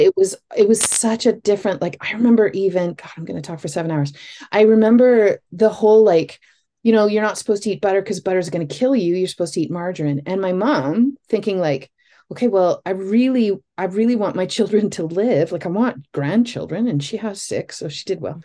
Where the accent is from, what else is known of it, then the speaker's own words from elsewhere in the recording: Northern Ontario, Canada; I grew up in Northern Ontario